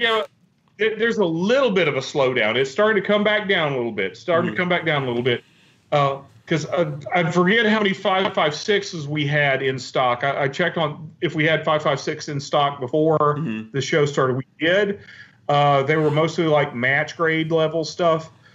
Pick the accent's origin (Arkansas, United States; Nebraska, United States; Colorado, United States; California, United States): Arkansas, United States; Western; I grew up in Western Arkansas